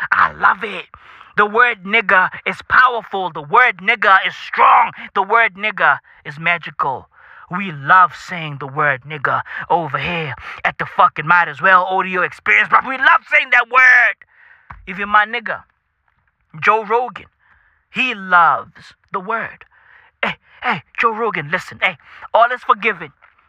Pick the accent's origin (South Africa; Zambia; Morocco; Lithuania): South Africa; Hey, listen, I'm from South Africa, I get it, but I grew up with that bitch as a part of my fucking vocab.